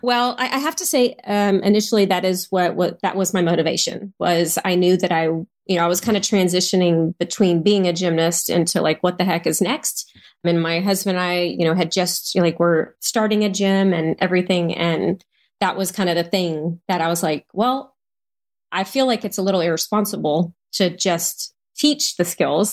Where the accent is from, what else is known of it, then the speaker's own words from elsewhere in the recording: Houston, Texas, United States; I was from Houston